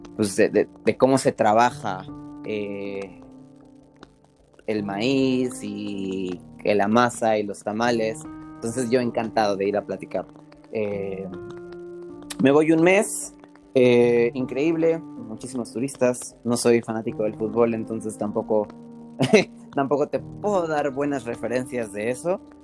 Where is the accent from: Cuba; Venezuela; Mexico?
Mexico; Veracruz; moved away; pero yo crecí en Veracruz, no soy de Veracruz, pero crecí en Veracruz